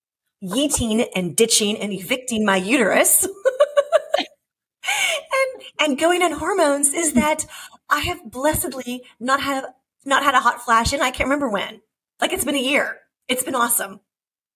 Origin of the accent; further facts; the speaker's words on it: California, United States; now in Seattle, United States; I grew up in California